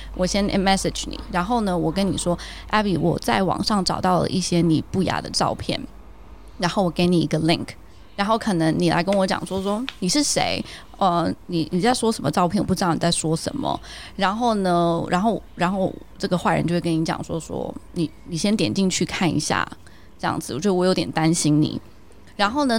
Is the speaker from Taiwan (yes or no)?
yes; Taiwan; moved away; also born or lived in Shanghai; 我就在台湾的一些，就是小时候的回忆